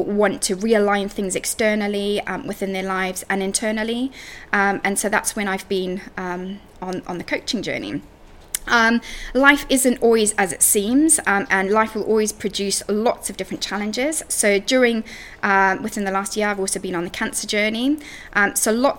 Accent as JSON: {"language": "English", "country": "Zimbabwe", "tie": "born or raised there", "moved": "as an adult", "lives_now": "United Kingdom", "said": "So I grew up in Africa, in Zimbabwe, and I moved to the UK when I was 20."}